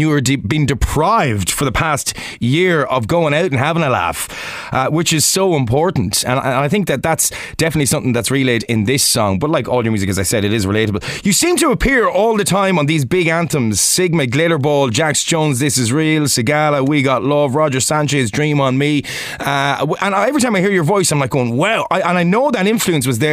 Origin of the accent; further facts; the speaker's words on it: Ireland; I'm Irish